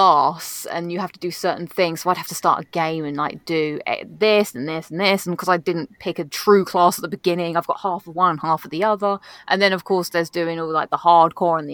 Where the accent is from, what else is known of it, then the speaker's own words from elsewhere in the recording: London, United Kingdom; accent: thick London; It's my thick London accent